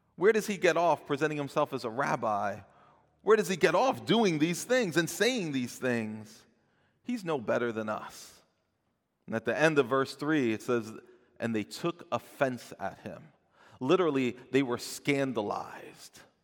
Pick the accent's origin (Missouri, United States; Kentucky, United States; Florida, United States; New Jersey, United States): New Jersey, United States; I'm from New Jersey